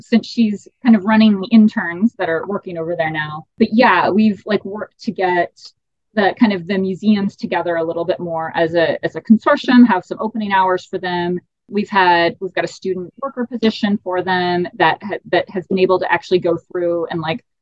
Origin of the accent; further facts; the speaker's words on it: Texas, United States; moved away as an adult; also born or lived in Maine / Arizona; growing up in Texas.